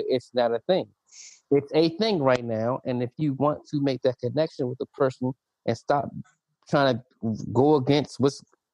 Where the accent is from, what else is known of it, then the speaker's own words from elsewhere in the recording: United States; the society that we lived in, that we were raised in America